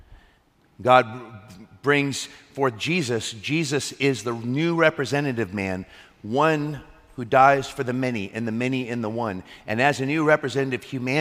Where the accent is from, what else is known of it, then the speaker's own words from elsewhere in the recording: United States; I'm an American